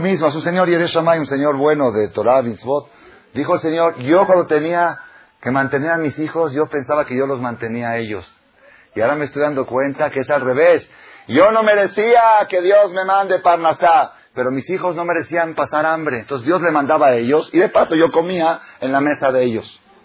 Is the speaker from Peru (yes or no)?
no; Buenos Aires, Argentina; moved away; En Buenos Aires, mi país natal